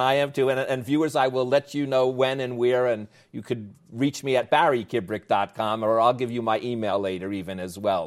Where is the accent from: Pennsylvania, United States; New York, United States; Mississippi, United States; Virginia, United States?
New York, United States; accent: New York; my New York accent